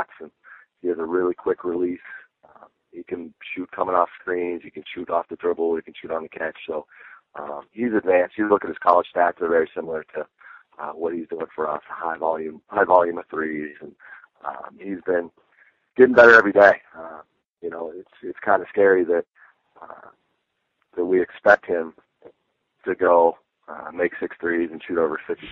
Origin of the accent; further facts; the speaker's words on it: Pittsburgh, Pennsylvania, United States; also born or lived in New York; now in McAllen, United States; I grew up in Pittsburgh